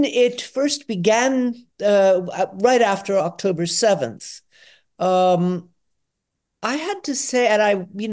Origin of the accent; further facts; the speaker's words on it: Atlanta, Georgia, United States; now in Potsdam, Germany; I was born in Atlanta, Georgia in 1955